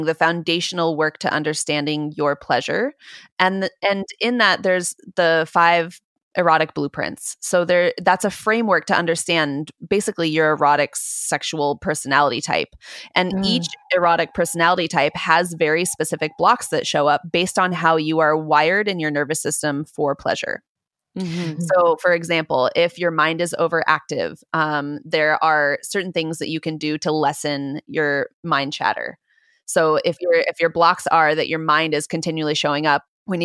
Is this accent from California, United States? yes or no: yes; Southern California, United States; I grew up in Southern California